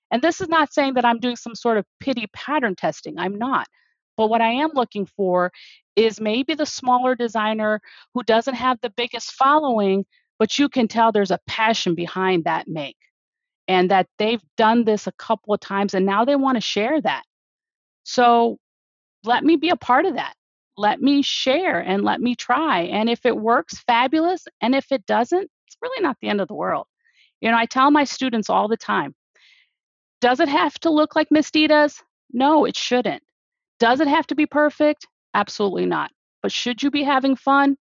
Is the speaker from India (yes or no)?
yes; India; I will pronounce their names because I'm Indian the way that their parents pronounce them.